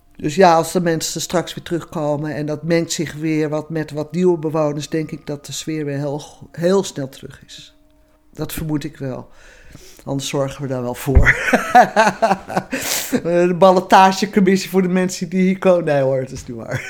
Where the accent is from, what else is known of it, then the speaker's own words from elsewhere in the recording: Amsterdam, North Holland, Netherlands; moved away; Ras Amsterdammer